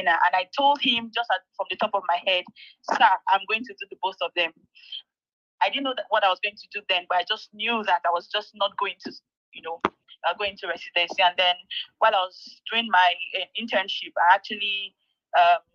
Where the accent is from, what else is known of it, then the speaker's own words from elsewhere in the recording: Ebonyi, Nigeria; also born or lived in Kogi State; I'm from Ebonyi State. Yeah, I call myself the ….